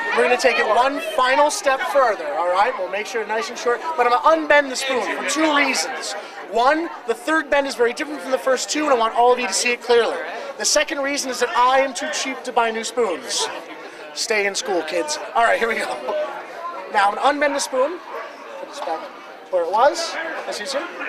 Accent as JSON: {"language": "English", "country": "Ireland", "said": "being Irish"}